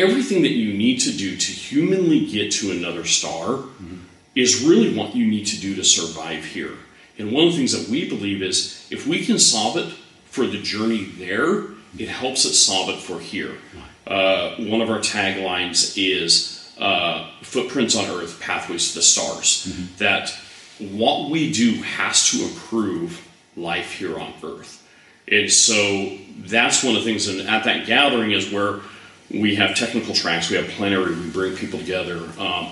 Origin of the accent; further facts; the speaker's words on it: United States; I'm an American.